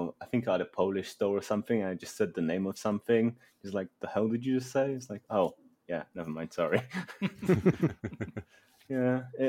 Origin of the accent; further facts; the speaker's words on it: England, United Kingdom; also born or lived in Poland; now in London, United Kingdom; originally from born in Poland, mostly raised in England. My family moved over when I was like 6.